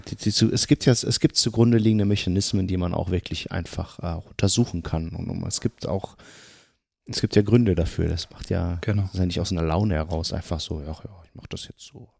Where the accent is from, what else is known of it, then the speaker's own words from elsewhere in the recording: Germany; ich sind ja auch Migranten und wir leben seitdem wir geboren sind in Deutschland